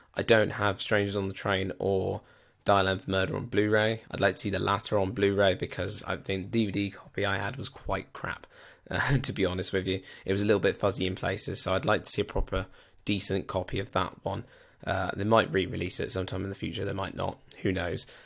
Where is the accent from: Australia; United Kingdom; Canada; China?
United Kingdom; I am British